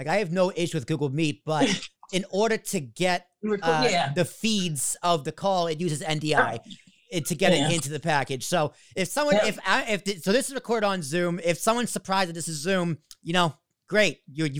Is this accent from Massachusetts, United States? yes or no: yes; Boston, Massachusetts, United States; now in Hoboken, United States; I'm from Boston, but I live in Jersey. I live in Hoboken.